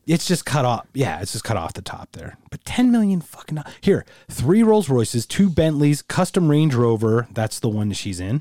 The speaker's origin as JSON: {"language": "English", "country": "United States", "tie": "born or raised there", "said": "I'm a first generation American. I was born here, but my parents were both born in Germany."}